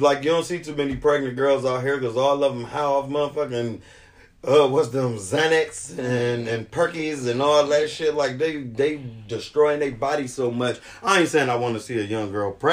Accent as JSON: {"language": "English", "town": "Cleveland", "region": "Ohio", "country": "United States", "said": "I'm from Cleveland too"}